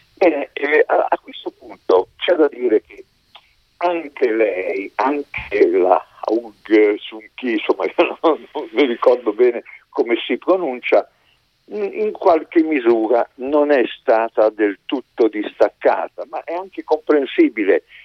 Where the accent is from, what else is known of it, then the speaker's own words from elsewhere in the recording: Modena, Emilia-Romagna, Italy; io sono modenese